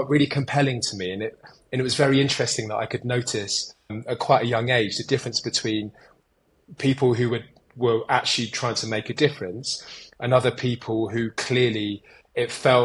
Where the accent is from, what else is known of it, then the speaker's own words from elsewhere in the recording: Kent, South East England, United Kingdom; moved away as an adult; also born or lived in London; now in North India; I grew up in the Kent countryside